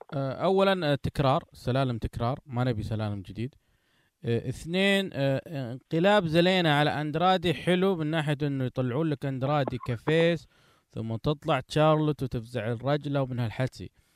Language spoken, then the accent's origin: Arabic; Saudi Arabia; عندنا في السعوديه